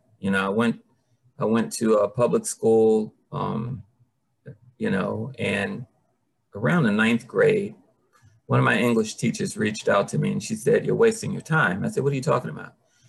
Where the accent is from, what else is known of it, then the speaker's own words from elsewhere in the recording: Washington, District of Columbia, United States; I grew up in Petworth, Shepherd Street, 13th and Shepherd.